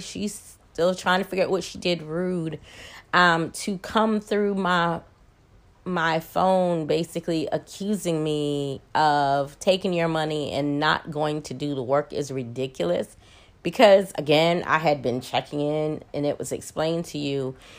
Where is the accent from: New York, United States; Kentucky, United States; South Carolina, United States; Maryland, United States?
Maryland, United States; now in Atlanta, United States; I'm originally from Maryland, live in Atlanta, went back home to Maryland